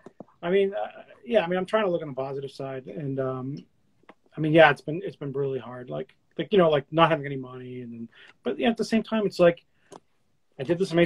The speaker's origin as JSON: {"language": "English", "town": "Boston", "region": "Massachusetts", "country": "United States", "said": "I'm like, yeah, I'm from Boston. I'm living in Boston."}